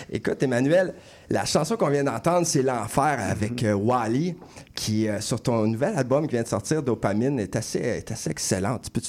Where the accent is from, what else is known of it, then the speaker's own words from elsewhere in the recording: Châteauguay, Quebec, Canada; c'est mon, bled, ça, Châteauguay. C'est mon bled.